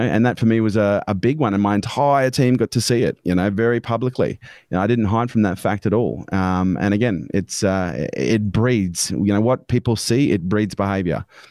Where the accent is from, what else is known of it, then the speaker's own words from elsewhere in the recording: Canberra, Australian Capital Territory, Australia; I was born in Canberra, um, was brought up by a single mum on a pension